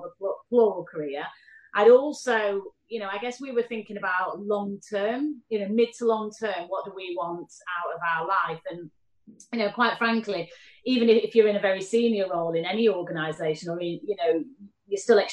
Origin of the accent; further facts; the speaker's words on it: Manchester, North West England, United Kingdom; accent: Mancunian; now in London, United Kingdom; Manchester, where I'm from